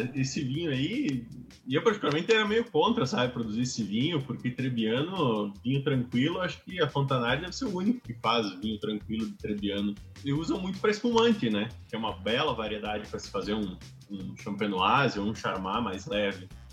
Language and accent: Portuguese; Bento Gonçalves, Rio Grande do Sul, Brazil; natural de Bento Gonçalves, mais específico aí uh, do Vinhedos cresci, me criei lá